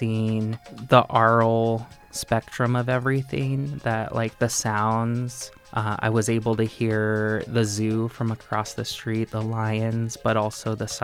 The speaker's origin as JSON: {"language": "English", "town": "Tucson", "region": "Arizona", "country": "United States", "tie": "born or raised there", "said": "I was born and raised in Tucson, Arizona, in Barrio Centro"}